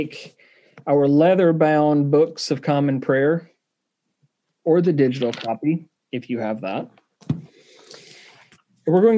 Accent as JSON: {"language": "English", "region": "Southern", "country": "United States", "accent": "Southern"}